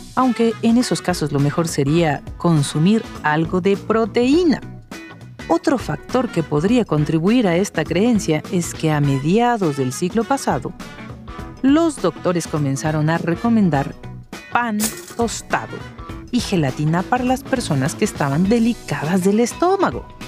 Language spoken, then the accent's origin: Spanish; Mexico City, Mexico